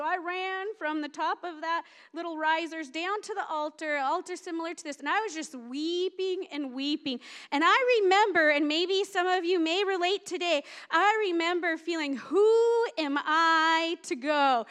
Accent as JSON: {"language": "English", "town": "Seattle", "region": "Washington", "country": "United States", "moved": "yes", "said": "I came from the Seattle area."}